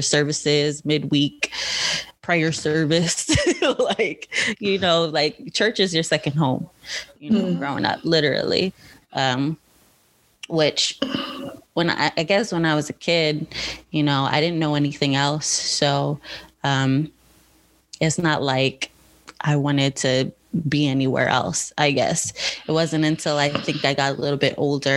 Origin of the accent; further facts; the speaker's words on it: United States; being an American